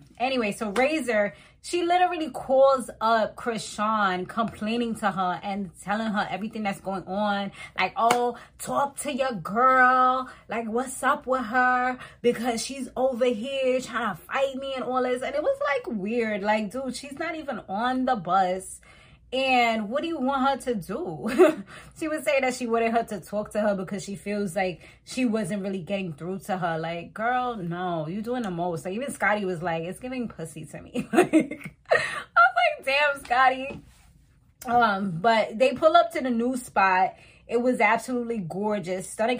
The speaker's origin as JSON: {"language": "English", "country": "Montserrat", "lives_now": "United States", "said": "because I was West Indian, you know, and I'm from Montserrat. It's like, oh, like, you know, but then it's like, I don't have the OD accent because I'm Americanized."}